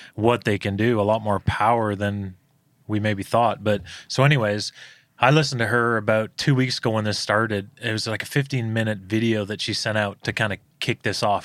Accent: Toronto, Ontario, Canada; moved away; in, in Ontario, my, where I'm from, it's the, uh, most lockdown place in the world

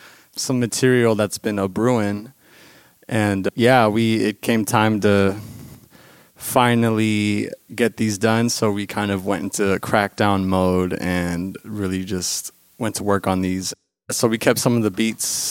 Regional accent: Daly City, California, United States; I am from Daly City

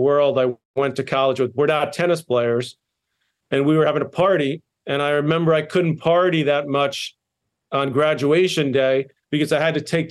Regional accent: New York City, New York, United States; where I was born and raised in Douglaston, Queens

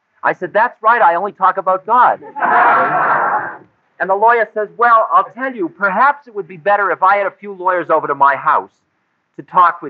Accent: United States; I'm an American

